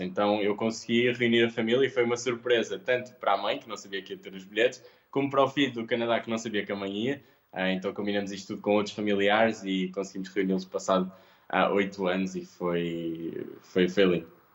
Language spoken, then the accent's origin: Portuguese; Porto, Norte, Portugal; sou um rapaz, sou do Porto